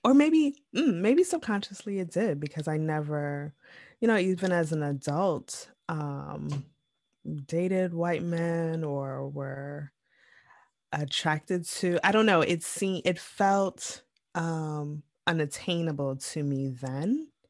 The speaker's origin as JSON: {"language": "English", "region": "Midwest", "country": "United States", "tie": "born or raised there", "said": "growing up in the Midwest suburbs"}